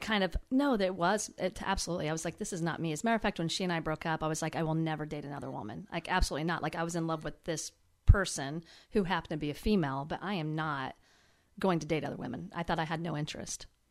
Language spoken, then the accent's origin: English; Howard, Kansas, United States; Howard, Kansas.